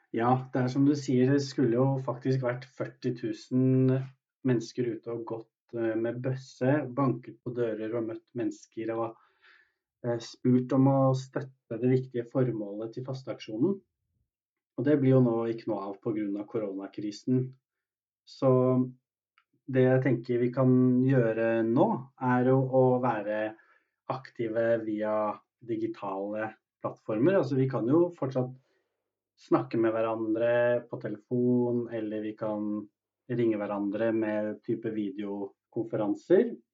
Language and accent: Norwegian; Norway; oss som er født i Norge